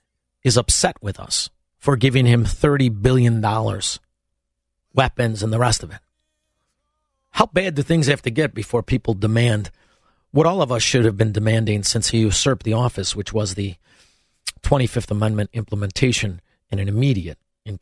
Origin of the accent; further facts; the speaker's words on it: Chicago, Illinois, United States; but I'm from Chicago, I know what they are.